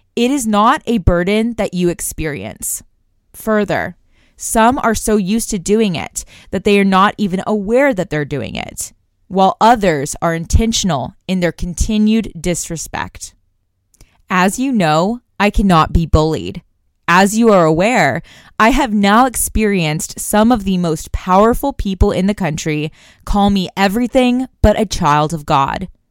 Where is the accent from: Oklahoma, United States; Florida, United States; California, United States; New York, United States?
Oklahoma, United States; Tulsa; I'm from Tulsa, Oklahoma